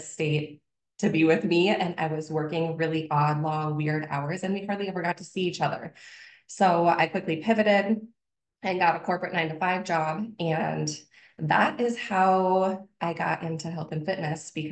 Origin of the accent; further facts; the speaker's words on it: Minnesota, United States; also born or lived in Wisconsin; born and raised in Minnesota. So I am not far from my hometown